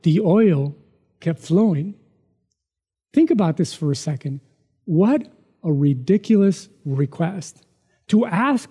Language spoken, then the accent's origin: English; Mexico; moved away; growing up in Mexico, poor